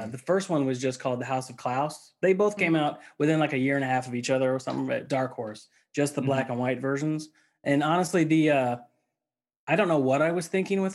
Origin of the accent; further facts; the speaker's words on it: Missouri, United States; I grew up in the Midwest, in Missouri